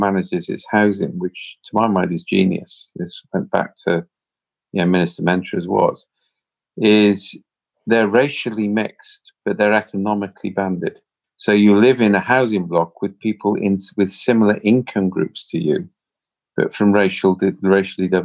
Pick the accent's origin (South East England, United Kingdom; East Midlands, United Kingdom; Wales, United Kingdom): Wales, United Kingdom; I'm Welsh.